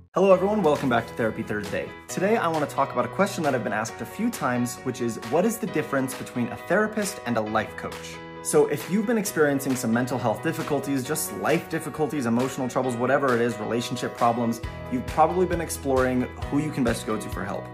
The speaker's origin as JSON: {"language": "English", "region": "Utah", "country": "United States", "said": "my home state of Utah"}